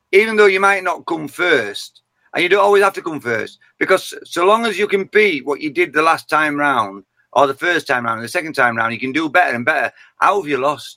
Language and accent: English; Yorkshire and the Humber, United Kingdom; accent: Yorkshire; I'm a Yorkshire man, and I'm born and bred in Yorkshire